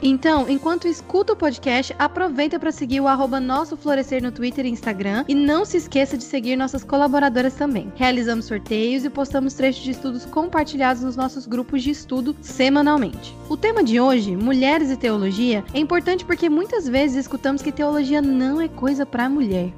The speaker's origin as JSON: {"language": "Portuguese", "town": "Goiânia", "region": "Goiás", "country": "Brazil", "tie": "born or raised there", "moved": "as an adult", "lives_now": "Atlanta, United States", "said": "a sede é em Goiânia, que é a minha cidade natal"}